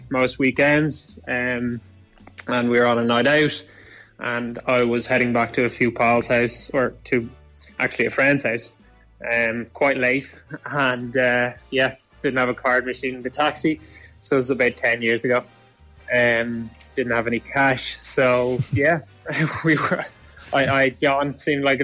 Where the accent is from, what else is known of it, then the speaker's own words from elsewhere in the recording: Dublin, Leinster, Ireland; I'm from Dublin, Howth